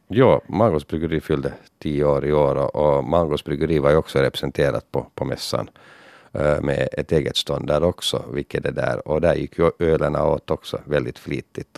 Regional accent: Finland; Så man var väldigt stolt att vara finländare där

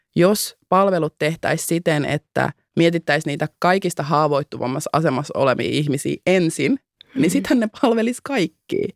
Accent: Finland; first language Finnish; mä oon syntynyt täällä. Mä puhun mhm. äidinkielenäni suomeen. Mä ymmärrän, miten täällä toimii järjestelmä. Mä oon käynyt kouluni täällä

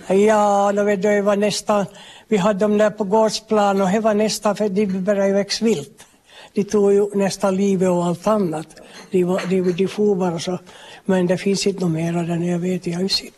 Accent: Västerhankmo, Ostrobothnia, Finland; now in Korsholm, Finland; jag är hem från Västerhamn men bor här på Folkhälsan

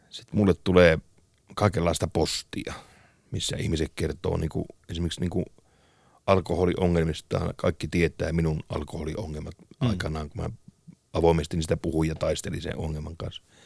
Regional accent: Kemi, Lapland, Finland; mä oon Kemistä, mm. jostain pienestä Kemistä tuolta pohjoisesta

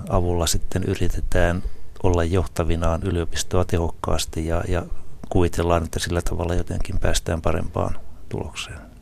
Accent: Isokyrö, South Ostrobothnia, Finland; moved away; also born or lived in Ylihärmä; mä vain synnyin Ylihärmässä, mutta olen isokyröläinen noin varsinaisesti, naapurikunta kuitenkin

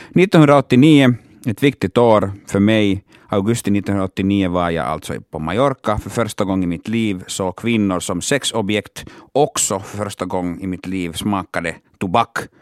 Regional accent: Oulu, North Ostrobothnia, Finland; first language Finnish; Swedish is a second language; moved away; jag är hemma från Uleåborg och jag måste alltså tillbringa alla mina sommardagar där hemma i Uleåborg

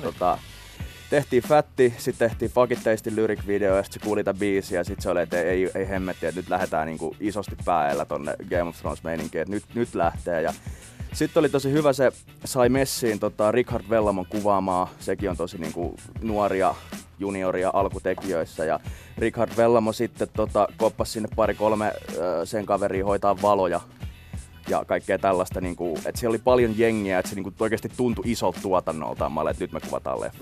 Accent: Helsinki, Uusimaa, Finland; also born or lived in Itäkeskus; mä tuun Itä-Helsingistä

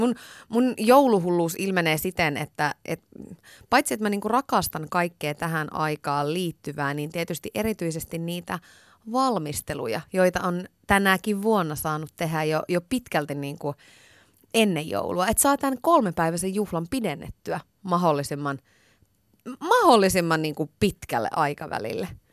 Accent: Iisalmi, North Savo, Finland; moved away; Iisalmen ajoilta. Mä oon sieltä kotoisin

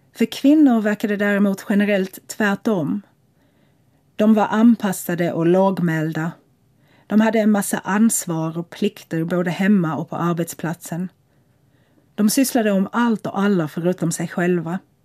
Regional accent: Lagos, Nigeria; also born or lived in Tampere, Finland / Malmö, Sweden; now in London, United Kingdom; Jag växte upp i Lagos, en spännande och mångfaldig stad som jag tycker alla som kan borde erfara.

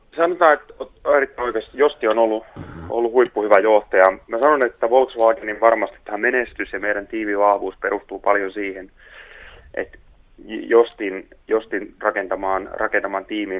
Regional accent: Tuuri, South Ostrobothnia, Finland; moved away; mä oon täällä Tuurissa Etelä-Pohjanmaalla, täällä kotipuolessa käymässä

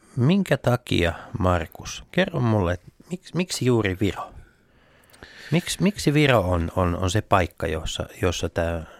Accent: Tampere, Pirkanmaa, Finland; meillä Tampereella

